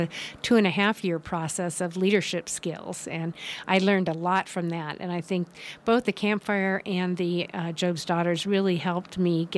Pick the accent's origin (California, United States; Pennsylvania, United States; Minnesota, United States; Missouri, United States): California, United States; Los Altos; moved away as an adult; also born or lived in Santa Clara / Petaluma; now in Nevada County, United States; I grew up in Los Altos, which is now the heart of the Silicon Valley